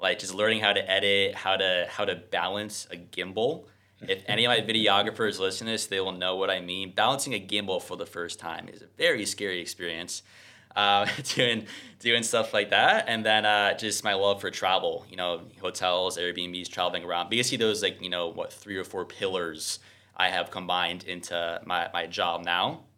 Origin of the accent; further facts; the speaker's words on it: New Jersey, United States; moved away; also born or lived in Mexico City; I'm originally from New Jersey